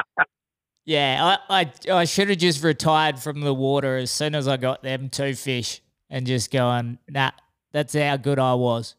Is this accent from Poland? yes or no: no; Exmouth, Western Australia, Australia; I'm from Exmouth as well. And his first thing was, he goes, oh, I've never met you. Like, how long have you lived there for? I'm like, 20 years.